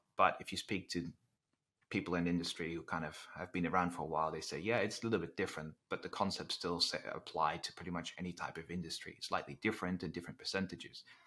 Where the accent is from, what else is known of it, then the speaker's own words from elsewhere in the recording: Netherlands; English is a second language; moved away; I'm originally from the Netherlands, which it kind of explains the, um, the slightly different accent